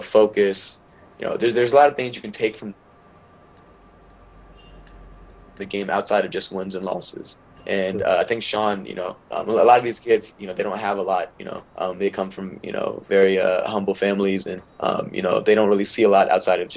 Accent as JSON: {"language": "English", "country": "India", "lives_now": "United States", "said": "I wanted to represent my home country, and playing the sport that I love. But I guess with the rules, because being an American citizen, I wouldn't be able"}